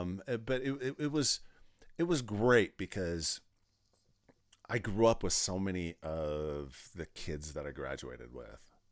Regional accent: Pardeeville, Wisconsin, United States; moved away; I grew up in South Central Wisconsin in a small town called Partyville. Pardeville

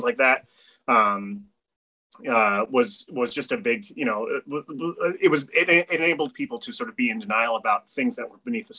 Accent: Amherst, Massachusetts, United States; I grew up in Amherst, Mass, right? You know, which is a very multicultural town

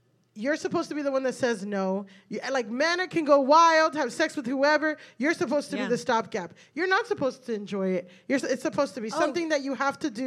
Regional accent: South Florida, United States; I grew up in South Florida

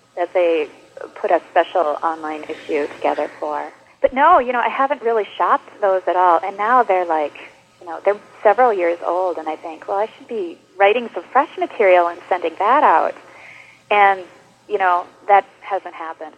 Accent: Luck, Wisconsin, United States; also born or lived in New York; now in La Crosse, United States; I actually am from Wisconsin originally. I grew up in a very small town in northern Wisconsin called Luck, of all things

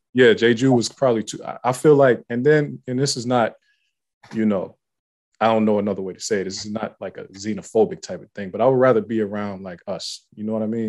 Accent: Youngstown, Ohio, United States; I'm from Youngstown, Ohio.

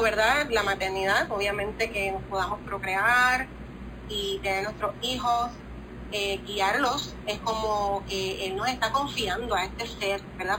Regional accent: Cuba; somos cubanas.

